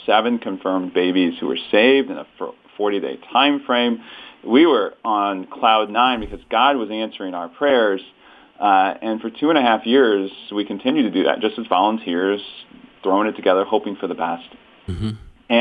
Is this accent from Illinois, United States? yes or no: no; St. Louis, Missouri, United States; I was born and raised in St. Louis, met my wife here, and we still live here in St. Louis, Missouri